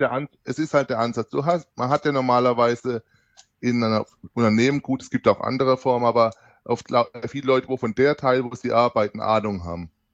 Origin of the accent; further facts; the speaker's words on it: near Heidelberg, Baden-Württemberg, Germany; ich komme aus dem Südwesten der Bananenrepublik Deutschland um genau zu sein, aus der Nähe von Heidelberg